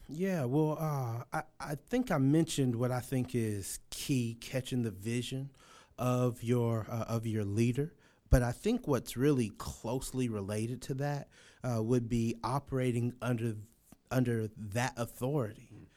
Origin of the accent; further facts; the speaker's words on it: Los Angeles, California, United States; moved away; I'm from Los Angeles, California